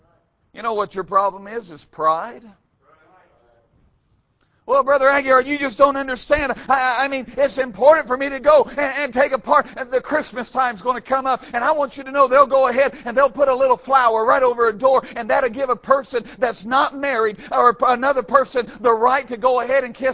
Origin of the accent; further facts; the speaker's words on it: United States; I was born in America